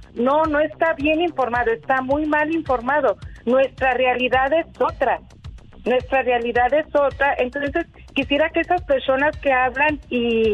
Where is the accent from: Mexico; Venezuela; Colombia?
Mexico; now in Riverside, United States; Nosotros como mexicanos